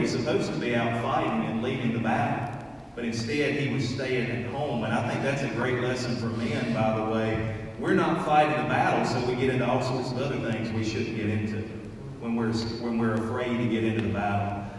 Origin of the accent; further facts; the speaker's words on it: United States; as American Christians